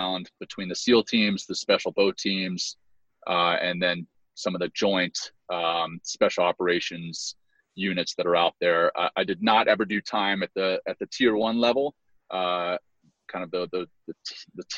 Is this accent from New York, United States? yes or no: no; Louisiana, United States; also born or lived in Cape Town, South Africa / Johannesburg, South Africa; I grew up in Louisiana